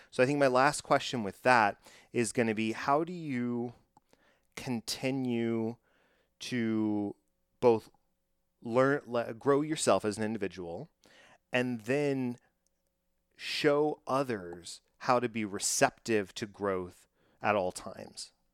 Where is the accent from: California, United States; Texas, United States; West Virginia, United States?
Texas, United States; I am from Texas